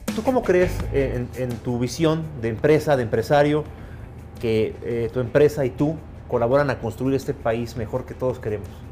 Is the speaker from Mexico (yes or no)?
yes; Mexico; este país que vivimos, que nos gusta tanto y que amamos